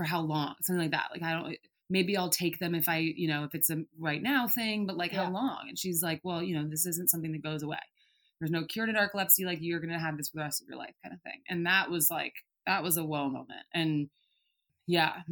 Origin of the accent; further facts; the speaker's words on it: outside of San Francisco, Bay Area of California, United States; also born or lived in Colorado; I grew up in the Bay Area of California, outside of San Francisco